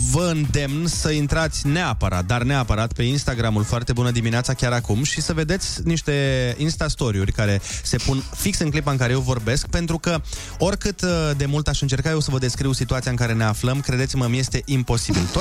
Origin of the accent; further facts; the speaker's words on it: Focșani, Vrancea County, Romania; Sunt din Focșani și singurul lucru pe care